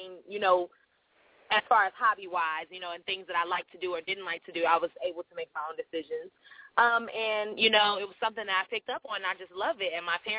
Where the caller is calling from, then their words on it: Chicago, Illinois, United States; I'm calling from Chicago, the Windy City, right now in 30-something odd degree weather.